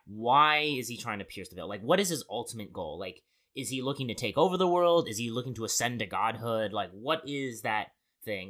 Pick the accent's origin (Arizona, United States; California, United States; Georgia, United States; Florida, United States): Arizona, United States; Born and raised in Arizona